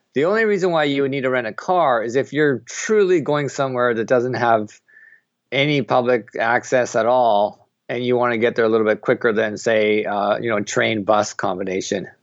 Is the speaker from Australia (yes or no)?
no; Canada; also born or lived in Japan / Bangkok, Thailand; now in Tokyo, Japan; I'm originally from Canada